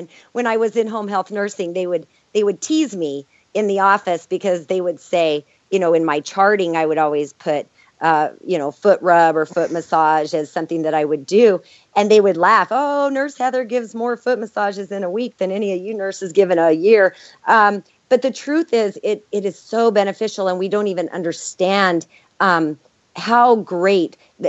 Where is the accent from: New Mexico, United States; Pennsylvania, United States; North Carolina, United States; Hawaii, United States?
New Mexico, United States; You know, I was from New Mexico, where I would go to some of these homes where they didn't even have running water.